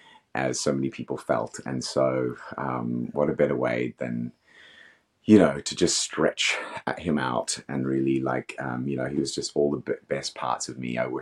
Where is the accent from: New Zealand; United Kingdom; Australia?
Australia; also born or lived in Africa; I grew up in Africa and Australia, so I don't know.